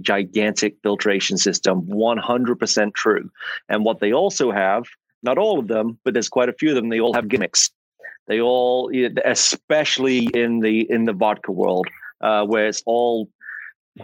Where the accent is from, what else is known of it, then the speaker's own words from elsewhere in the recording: England, United Kingdom; accent: English; now in Atlanta, United States; as you can tell from my accent, I am not from America. I'm English